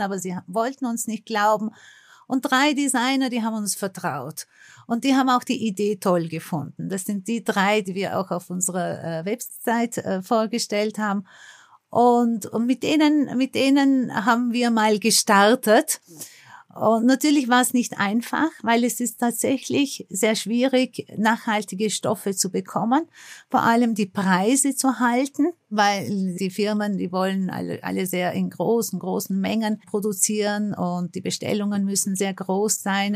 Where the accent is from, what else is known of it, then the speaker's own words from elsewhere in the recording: Istanbul, Turkey; now in Austria; Ich bin ja in Istanbul geboren und deswegen habe ich eine direkte Verbindung zu Istanbul, habe meine Wurzeln dort